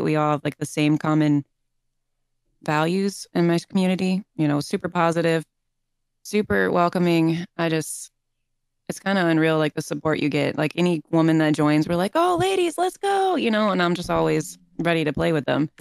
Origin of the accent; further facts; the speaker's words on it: St. Petersburg, Florida, United States; moved away as an adult; now in Southern California, United States; I'm from Saint Petersburg, Florida